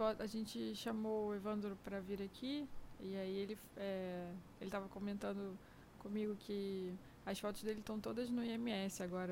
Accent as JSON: {"language": "Portuguese", "town": "Miguel Pereira", "region": "Rio de Janeiro", "country": "Brazil", "tie": "born or raised there", "said": "eu, cresci em Miguel Pereira e é pertinho"}